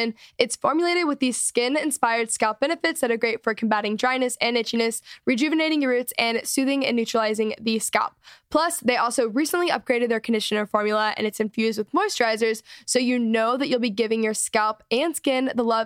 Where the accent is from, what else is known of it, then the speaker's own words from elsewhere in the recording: McKinney, Texas, United States; we grew up in McKinney, Texas, North Dallas